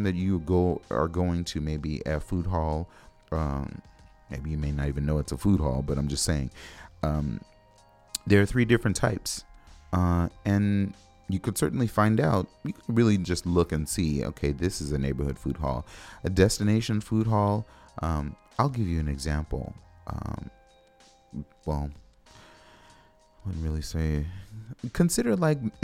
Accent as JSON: {"language": "English", "town": "Los Angeles", "region": "California", "country": "United States", "tie": "born or raised there", "moved": "yes", "lives_now": "Minneapolis, United States", "said": "I was born and raised in Los Angeles"}